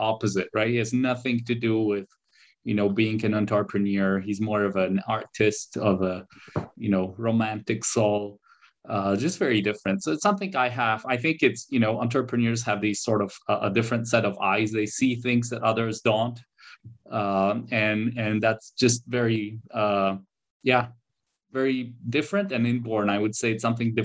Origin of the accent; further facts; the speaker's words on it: Warsaw, Masovian Voivodeship, Poland; also born or lived in Canada; I was born here in Poland, but I did spend, a back and forth years in Canada. I did my school here in Poland.